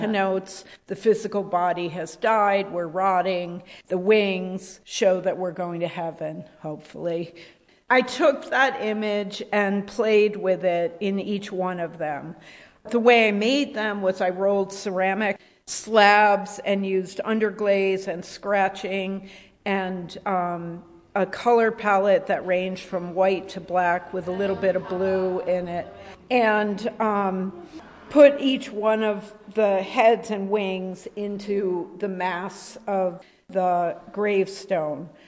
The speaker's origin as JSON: {"language": "English", "region": "Rhode Island", "country": "United States", "tie": "born or raised there", "said": "I grew up in Rhode Island"}